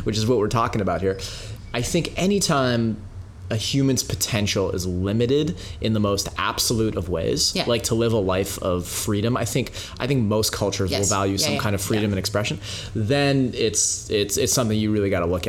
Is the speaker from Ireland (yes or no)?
no; Canada; also born or lived in Soviet Union; I was born in the Soviet Union, and you know, to a Jewish family. And when we got to Canada, I was like two and a half years old